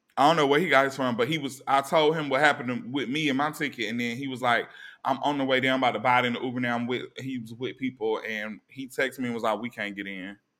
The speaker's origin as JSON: {"language": "English", "region": "East Coast", "country": "United States", "said": "we come from the East Coast"}